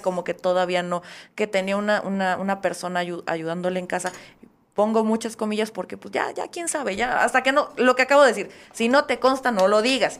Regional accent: Oaxaca, Mexico; como oaxaqueño

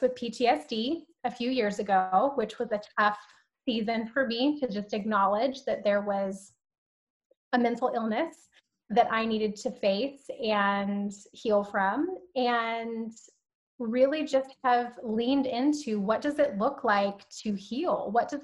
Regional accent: Alabama, United States; also born or lived in San Diego, California; now in Southern California, United States; I was born in San Diego, but I was actually raised in Alabama.

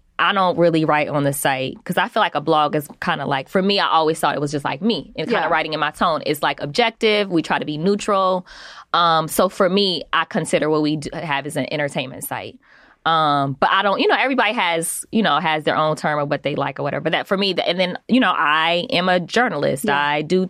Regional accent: Omaha, Nebraska, United States; born there; So, but I'm born I was born in Omaha, Nebraska.

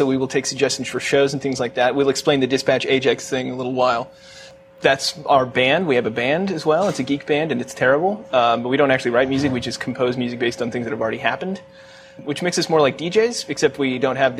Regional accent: Kansas City, United States; Both Jake and I are from Kansas City.

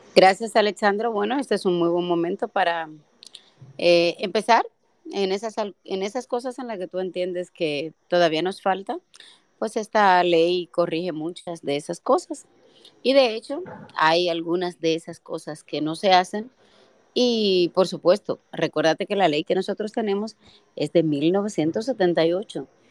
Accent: Dominican Republic; nosotros no somos la República Dominicana que era hace 30 años

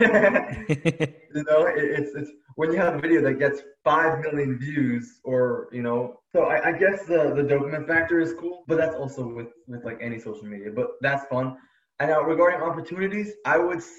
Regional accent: New York City, New York, United States; now in Los Angeles, United States; I'm from Brooklyn, New York, but now I'm living in Los Angeles

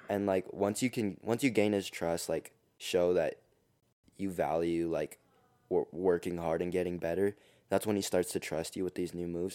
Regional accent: Denver, Colorado, United States; I'm from Denver, Colorado. I go to East High School

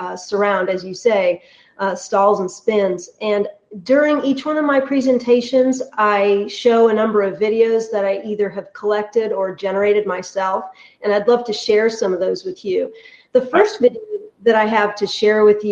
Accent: California, United States; moved away as an adult; also born or lived in Illinois / Sewanee, Tennessee; I grew up in California and watching the planes take off and land at Moffett Field out there

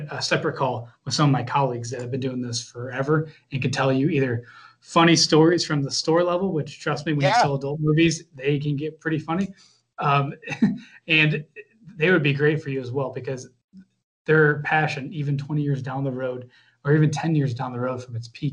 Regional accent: Midwest, United States; moved away as an adult; also born or lived in Florida; I'm from the Midwest originally, went down to Florida for 6 years and came back and wanted to be closer to home

